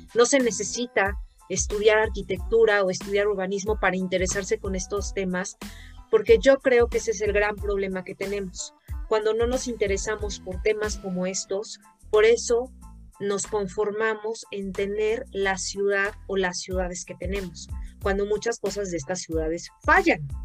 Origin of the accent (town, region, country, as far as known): Mexico